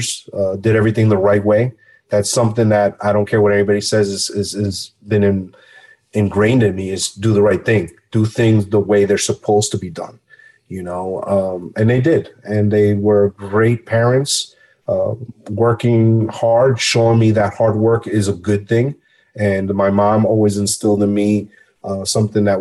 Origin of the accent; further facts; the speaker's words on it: Hackensack, New Jersey, United States; also born or lived in Barranquilla, Colombia; Came here at 2 years old. Grew up in Hackensack, New Jersey, 12 miles outside New York City